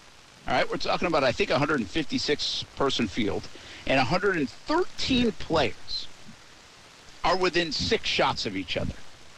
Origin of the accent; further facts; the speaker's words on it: Philadelphia, Pennsylvania, United States; We're from Philly.